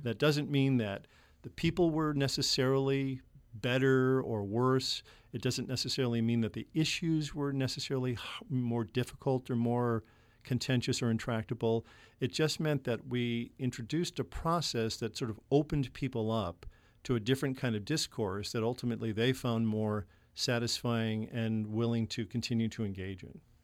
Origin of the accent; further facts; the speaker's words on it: Chicago, Illinois, United States; I was born in Chicago and grew up in the nineteen sixties in Chicago